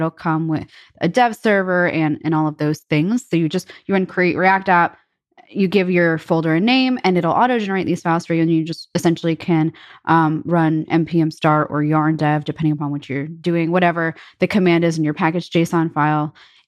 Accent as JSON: {"language": "English", "region": "New York", "country": "United States", "said": "I come from New York, and me being a New Yorker, I love quality pizza."}